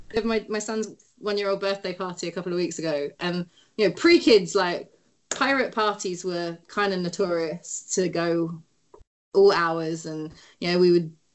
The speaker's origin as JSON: {"language": "English", "region": "London", "country": "United Kingdom", "tie": "born or raised there", "moved": "as an adult", "lives_now": "Oakland, United States", "said": "growing up in London."}